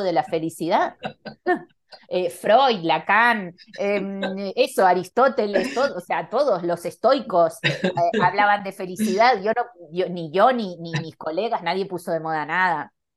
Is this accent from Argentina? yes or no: yes; Buenos Aires, Argentina; moved away as an adult; also born or lived in Barcelona / Panama / New York; now in Madrid, Spain; nací en Argentina, en Buenos Aires, me fui muy joven a Barcelona, viví muchos años, creo que 15, 14 años en, en Barcelona